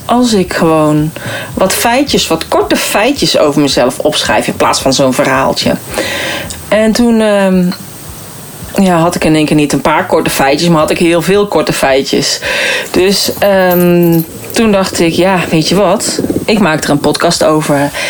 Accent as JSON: {"language": "Dutch", "region": "North Brabant", "country": "Netherlands", "tie": "born or raised there", "also_born_or_lived": "Arnhem", "moved": "as an adult", "said": "ik ben geboren en getogen in Brabant"}